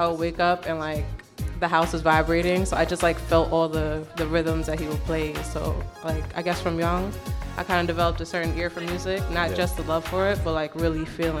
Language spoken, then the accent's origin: English; Long Island, New York, United States; also born or lived in Brooklyn, New York; I'm from Long Island. Born in Brooklyn. 92.